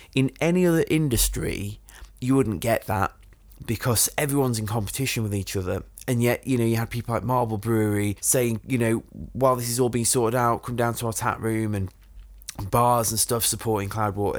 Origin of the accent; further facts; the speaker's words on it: Sheffield, Yorkshire and the Humber, United Kingdom; my hometown of Sheffield